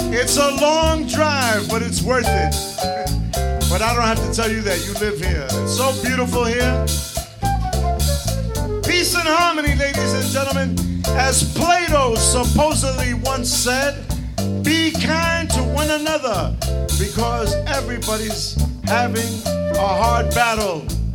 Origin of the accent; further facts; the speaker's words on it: New York City, New York, United States; Even though I'm from the Bronx